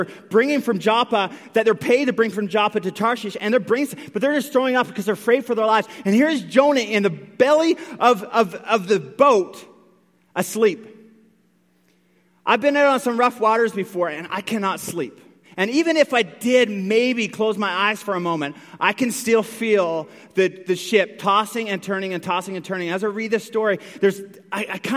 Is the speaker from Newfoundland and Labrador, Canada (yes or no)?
yes; Newfoundland and Labrador, Canada; I grew up in Newfoundland. I grew up close to the water